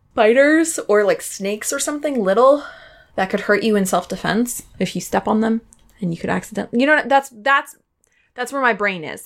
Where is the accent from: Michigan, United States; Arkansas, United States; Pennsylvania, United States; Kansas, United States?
Pennsylvania, United States; I'm from Pennsylvania